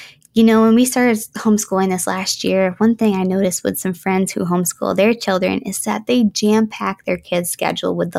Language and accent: English; Western New York, United States; growing up in Western New York